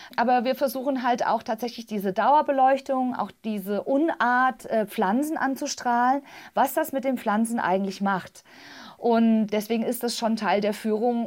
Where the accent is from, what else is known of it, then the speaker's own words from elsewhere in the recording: Tann, Hesse, Germany; Ich bin ja im Zonenrandgebiet aufgewachsen, in Tannen der Rhön